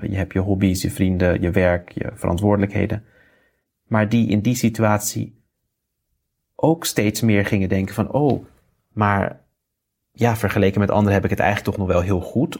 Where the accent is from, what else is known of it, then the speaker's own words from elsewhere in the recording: Netherlands; moved away as an adult; also born or lived in India; ik ben in Nederland geboren. Uh, heb daar ook netjes mijn studie afgemaakt.